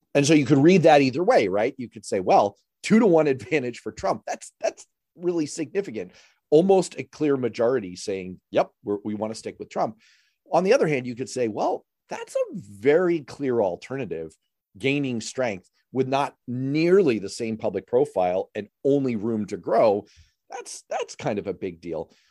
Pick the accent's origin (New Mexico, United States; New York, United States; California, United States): New York, United States; New York City; I grew up in New York City during that time frame